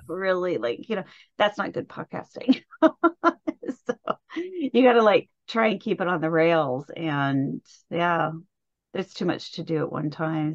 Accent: Indianapolis, Indiana, United States; I was born and raised around Indianapolis

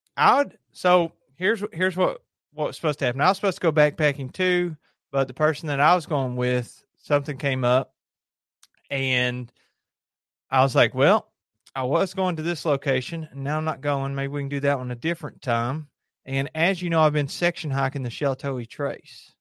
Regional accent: Lake Cumberland, Kentucky, United States; I grew up on Lake Cumberland

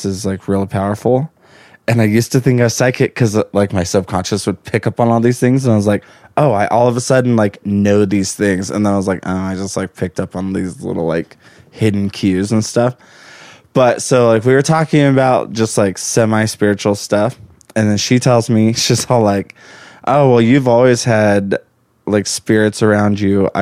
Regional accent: El Paso, Texas, United States; moved away as an adult; also born or lived in Lubbock, Texas; now in Utah, United States; I'm from El Paso, Texas. Born and raised

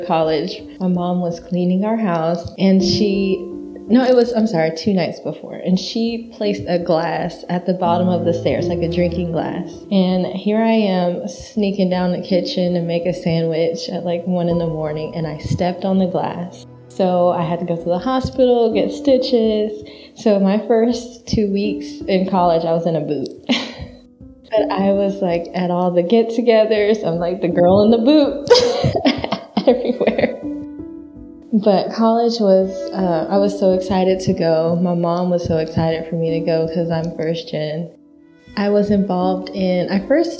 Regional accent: Dallas, Texas, United States; now in Houston, United States; I am from Dallas, Texas, and I'm now in the Houston area. I love Dallas because it's home

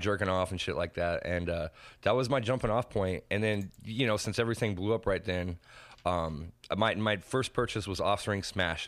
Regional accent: Henderson, Nevada, United States; I grew up in Old Henderson

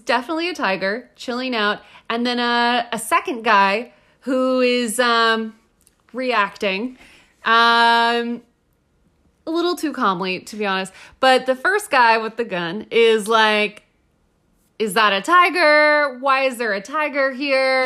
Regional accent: Austin, Texas, United States; as a Texan

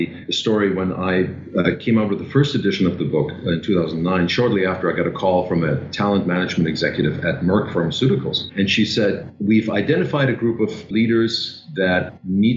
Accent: Germany; English is a second language; moved away as an adult; also born or lived in Vienna, Austria; now in New York City, United States; So I'm originally from Germany, and I left Germany in my early 20s

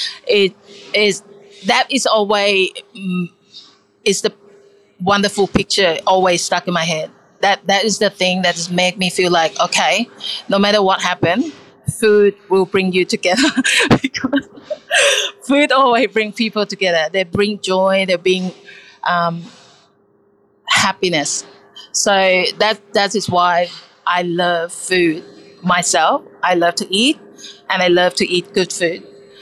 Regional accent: Thailand; English is a second language; I growing up as a kid, we're from Thailand, but I'm from Thailand, and then the Thai people have a big family

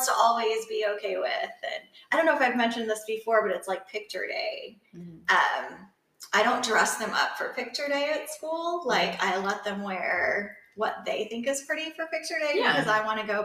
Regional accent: Kansas, United States; now in Huntsville, United States; I grew up in Kansas

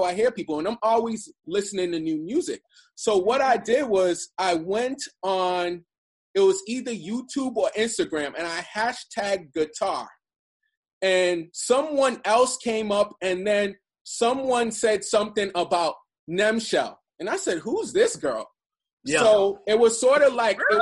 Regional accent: East Coast, United States; I'm from the East Coast

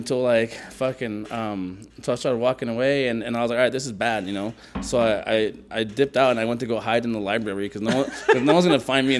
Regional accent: San Mateo, California, United States; also born or lived in Lima, Peru; So I'm from San Mateo, California. You know, the Bay Area.

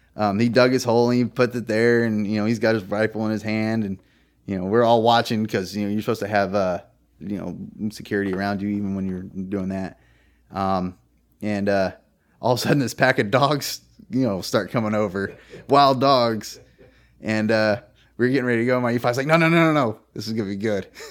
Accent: California, United States; moved away as an adult; now in Virginia, United States; I'm from California, which is heavily Democratic

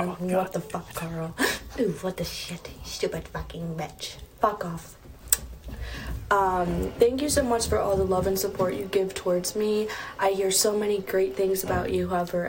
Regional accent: upstate New York, United States; I'm from New York, upstate New York.

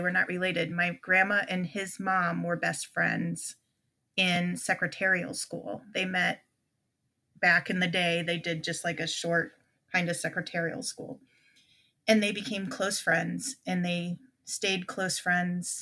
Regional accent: Illinois, United States; we grew up in Illinois

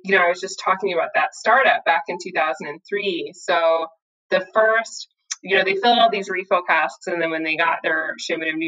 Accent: New York, United States; also born or lived in Scotland; I'm a New Yorker

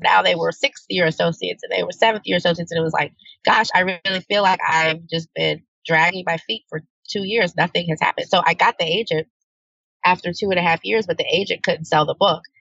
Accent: New Orleans, Louisiana, United States; I'm from New Orleans

